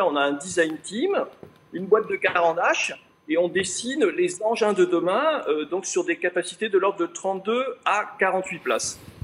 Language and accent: French; France; moved away as an adult; also born or lived in Paris; now in Switzerland; je suis français, j'aime mon pays